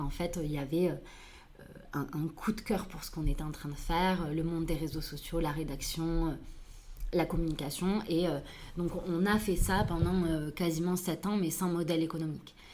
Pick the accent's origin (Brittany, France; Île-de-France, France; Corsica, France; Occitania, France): Occitania, France; Toulouse; je suis née à Toulouse